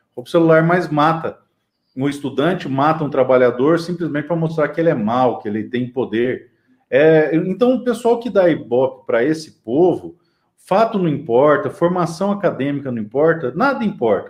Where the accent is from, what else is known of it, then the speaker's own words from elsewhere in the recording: Dourados, Mato Grosso do Sul, Brazil; a cidade que eu nasci, é, Dourados, no Mato Grosso Sul